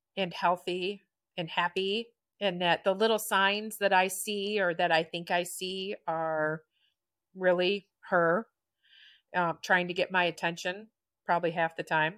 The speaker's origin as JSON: {"language": "English", "town": "Chelsea", "region": "Michigan", "country": "United States", "lives_now": "Brooklyn, United States", "said": "I'm from Brooklyn, Michigan, originally Chelsea."}